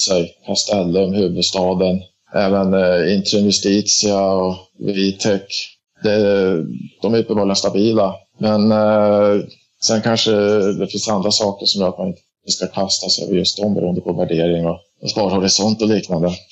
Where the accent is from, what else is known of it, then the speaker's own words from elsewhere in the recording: Dalarna County, Sweden; also born or lived in Stockholm area; now in Stockholm, Sweden; Jag är ursprungligen från Dalarna men Sen 2000 bor jag i, i Stockholmsområdet